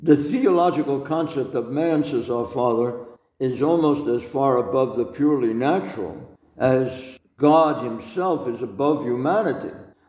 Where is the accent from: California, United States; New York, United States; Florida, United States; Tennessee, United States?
New York, United States; Well, because I'm a New Yorker, because I'm a big mouth, because I'm this way, I'm brash